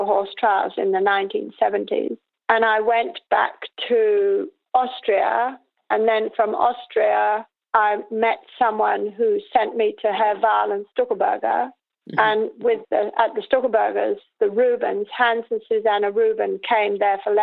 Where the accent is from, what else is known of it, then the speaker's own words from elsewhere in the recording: the Welsh hills, Wales, United Kingdom; I grew up on the Welsh hills